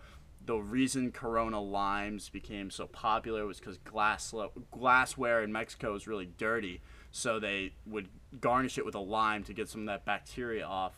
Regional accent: Ireland; I know we're all Irish boys here

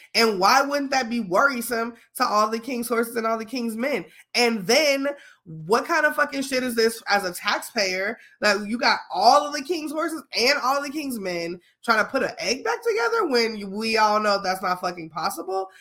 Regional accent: Chicago, Illinois, United States; I'm from Chicago

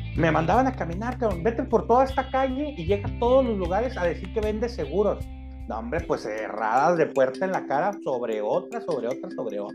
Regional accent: Ensenada, Baja California, Mexico; now in Tijuana, Mexico; soy un ensenadense de nacimiento adoptado por Tijuana

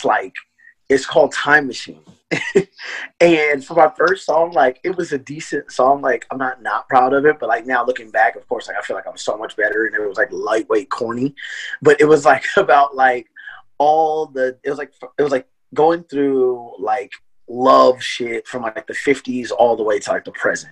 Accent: Lancaster, California, United States; now in Portland, United States; I'm from Lancaster, California.

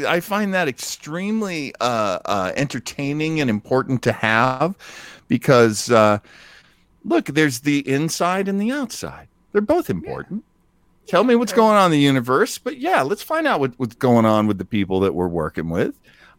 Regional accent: New England, United States; French, because I grew up in New England and the French Canadians are just considered the enemy.

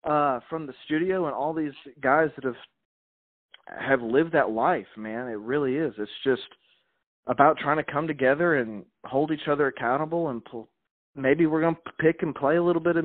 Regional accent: Montgomery, Alabama, United States; also born or lived in Chicago, Illinois; I was not born here either. I was a man. I was born in Chicago. Right on. I was down south when I was young. Like I said, I went to high school in Montgomery, Alabama.

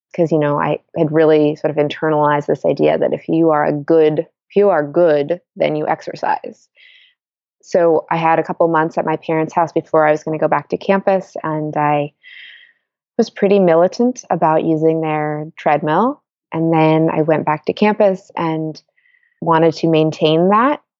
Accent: Washington, District of Columbia, United States; now in Bay Area, United States; I grew up in Washington, D C

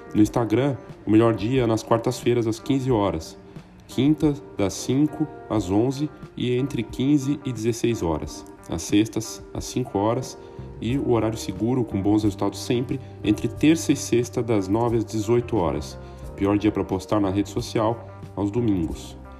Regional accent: Brazil; a gente, todos nós como brasileiros

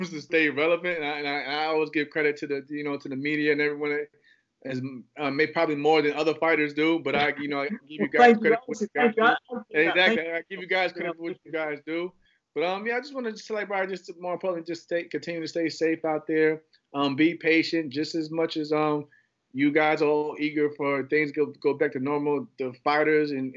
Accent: United States

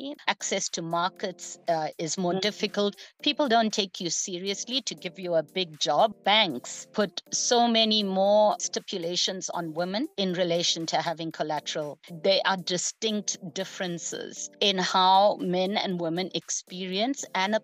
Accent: South Africa; also born or lived in India; having grown up in a township in South Africa

